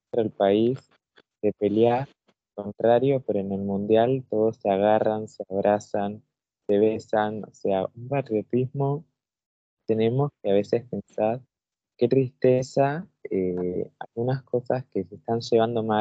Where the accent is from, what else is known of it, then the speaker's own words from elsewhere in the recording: Argentina; las personas se dan cuenta de que sos de Argentina, sea, donde uno se muestra, es, es una personalidad que se muestra demasiado, y que es lo que llevamos de la raíz de ser de este país, un país así de lindo.